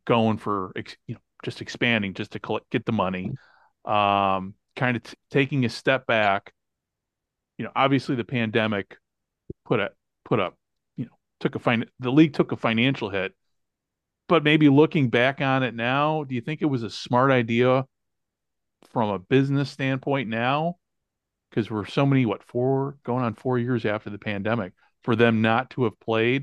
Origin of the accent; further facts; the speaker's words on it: Illinois, United States; I grew up in Illinois, what, in what used to be French Canada